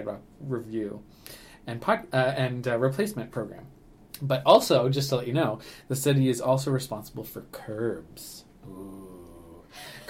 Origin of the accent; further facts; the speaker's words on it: Ottawa, Ontario, Canada; moved away as an adult; now in St. Catharines, Canada; I grew up in Ottawa, and I also grew up in the country